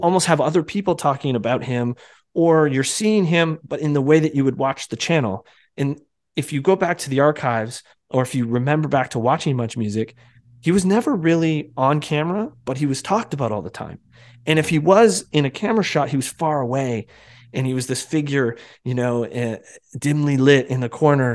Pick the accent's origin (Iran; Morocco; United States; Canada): Canada; also born or lived in Toronto; up here in Canada